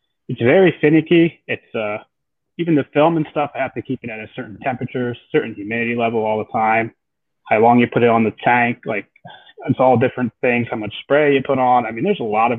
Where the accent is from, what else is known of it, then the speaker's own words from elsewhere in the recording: Central Pennsylvania, United States; I grew up in Central PA